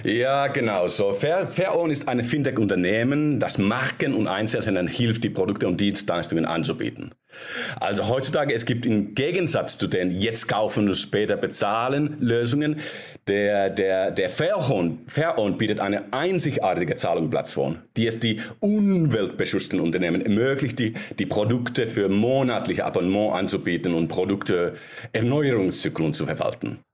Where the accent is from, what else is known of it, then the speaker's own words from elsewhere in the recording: Finland; ich bin äh, aus Finnland ursprünglich